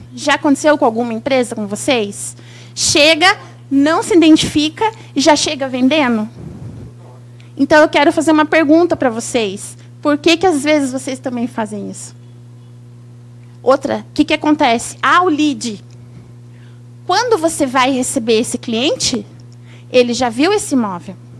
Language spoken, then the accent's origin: Portuguese; São Paulo, Brazil; also born or lived in Santos / Jacareí; now in Curitiba, Brazil; Eu sou paulista, mas eu moro em Curitiba. E é uma honra estar aqui no meu estado, porque eu nasci aqui, eu nasci em Santos, morei em Jacareí